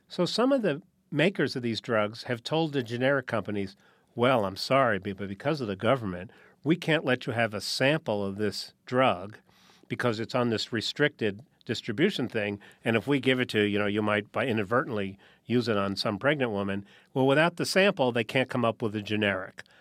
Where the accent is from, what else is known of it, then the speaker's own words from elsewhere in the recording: New Haven, Connecticut, United States; I grew up in New Haven, Connecticut